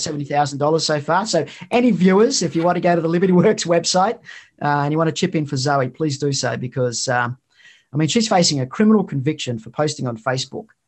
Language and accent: English; Queensland, Australia; from where I'm from, which is in Queensland.